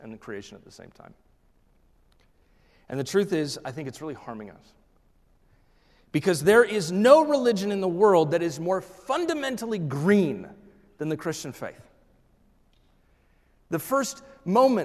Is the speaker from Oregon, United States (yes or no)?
yes; Oregon, United States; And I was raised in the Pacific Northwest. I was raised in Oregon.